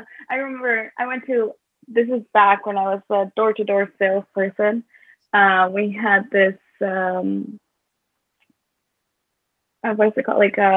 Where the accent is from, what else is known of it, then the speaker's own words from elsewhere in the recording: Northwest Michigan, United States; moved away; also born or lived in Southwest Florida; I'm from Northwest Michigan, and, I lived in Southwest Florida for a while.